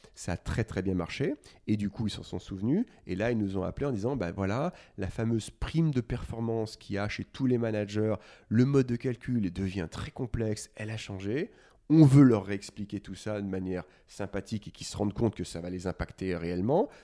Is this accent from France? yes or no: yes; Lyon, Auvergne-Rhône-Alpes, France; moved away as an adult; Je viens de Lyon, j'ai fait ma prépa HEC euh, chez les Maris, qui est un, lycée assez connu là-bas